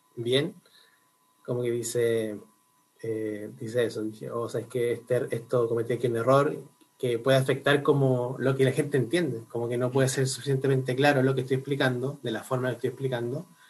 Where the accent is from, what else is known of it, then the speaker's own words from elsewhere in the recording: Concepción, Biobío, Chile; moved away as an adult; now in Santiago, Chile; yo soy oriundo de Concepción